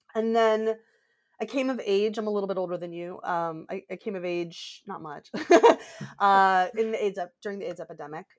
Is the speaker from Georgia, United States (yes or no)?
yes; Georgia, United States; moved away; I grew up in Georgia